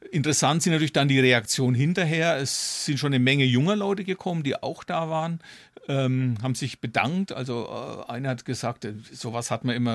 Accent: Zeil, Bavaria, Germany; Ja, und in meiner Heimatstadt Zeil wird es was geben.

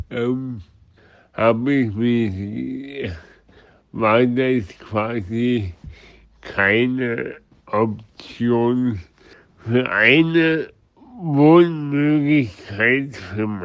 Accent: Dresden, Saxony, Germany; Ich komme aus Dresden, bin 31 Jahre alt und wohne in meiner eigenen Wohnung seit einem halben Jahr.

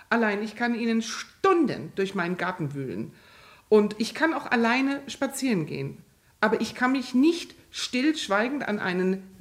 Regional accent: Mannheim, Baden-Württemberg, Germany; moved away; Da, wo ich groß geworden bin, in Mannheim, direkt am Rhein

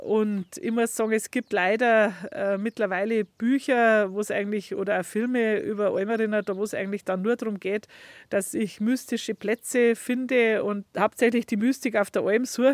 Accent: Leitzach valley, Bavaria, Germany; Ich bin im Leitzachtal aufgewachsen vor 50 Jahren.

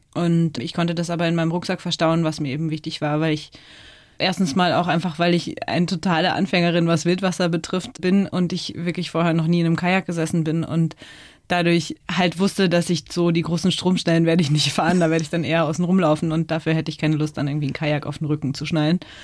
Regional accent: Chiemgau, Bavarian Alps, Germany; also born or lived in United States; Aufgewachsen bin ich in den Bayerischen Alpen

